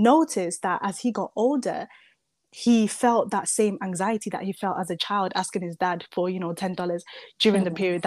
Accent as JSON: {"language": "English", "country": "Zimbabwe", "tie": "born or raised there", "moved": "yes", "lives_now": "United Kingdom", "said": "the first half of my life, I was raised in Zimbabwe by mm-hmm. my dad"}